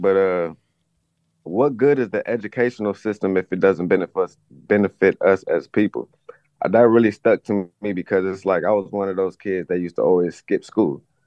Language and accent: English; Los Angeles, California, United States; I'm from Los Angeles